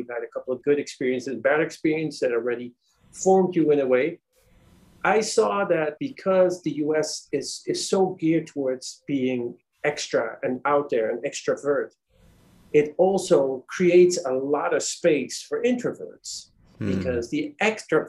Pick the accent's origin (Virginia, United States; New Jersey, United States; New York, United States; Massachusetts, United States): Virginia, United States; D.C., Virginia / Washington, United States; also born or lived in Netherlands; now in Trinidad and Tobago; We lived in Virginia, but I went to school in D.C. Most of my life was in D.C., and we just lived across the border in Virginia.